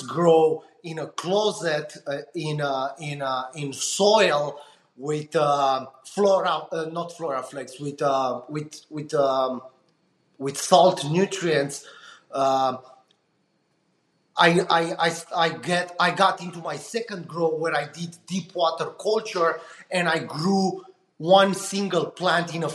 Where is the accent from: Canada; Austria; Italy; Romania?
Romania; moved away as an adult; now in United States; I'm coming from Eastern Europe, Romania